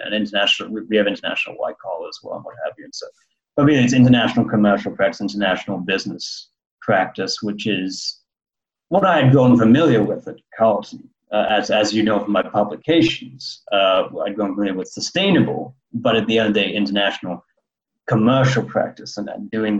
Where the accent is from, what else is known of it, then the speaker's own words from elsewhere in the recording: London, United Kingdom; born there; Well, I was born in London, and so a British citizen as well as a Canadian citizen